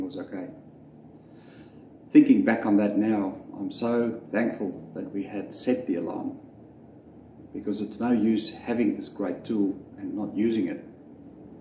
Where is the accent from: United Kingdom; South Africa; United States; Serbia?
South Africa; I grew up in South Africa